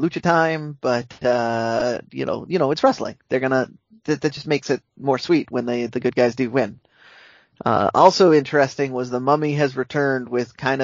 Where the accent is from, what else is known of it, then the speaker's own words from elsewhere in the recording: United States; I am American